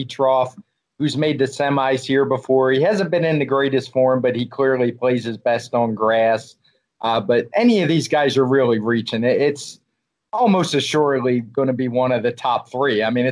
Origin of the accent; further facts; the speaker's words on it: United States; as an American